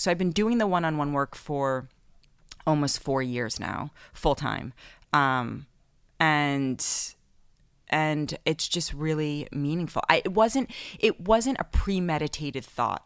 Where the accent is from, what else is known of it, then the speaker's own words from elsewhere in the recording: New York City, New York, United States; I grew up in Manhattan in the eighties and nineties